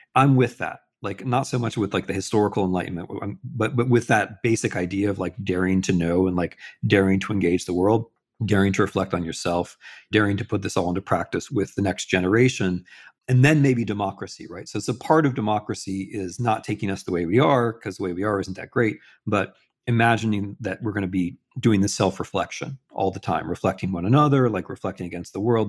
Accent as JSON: {"language": "English", "country": "United States", "said": "I'm an American and I'm a historian, but I'm not an American historian"}